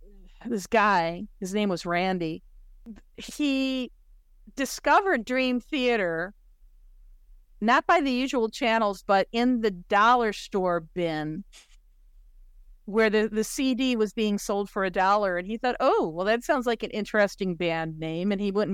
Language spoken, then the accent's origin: English; Aurora, Illinois, United States; I grew up in Aurora, Illinois, where a major air traffic control center is located.